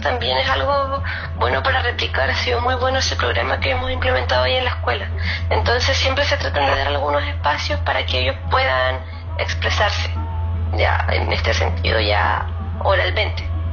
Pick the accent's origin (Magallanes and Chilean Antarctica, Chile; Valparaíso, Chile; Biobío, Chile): Magallanes and Chilean Antarctica, Chile; Puerto Natales; now in Punta Arenas, Chile; yo soy de Puerto Natales